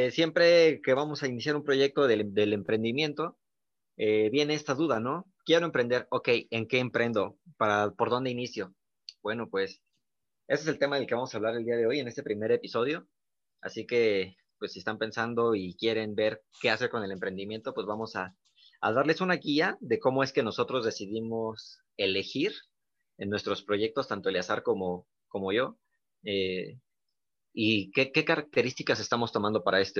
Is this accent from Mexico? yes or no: yes; Mexico; esta parte mexicana que también tenemos, pues sentirnos orgullosos, ¿no? Que como mexicanos también podemos